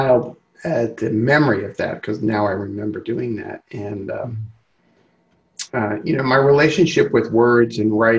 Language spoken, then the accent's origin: English; New York City, New York, United States; I grew up in Brooklyn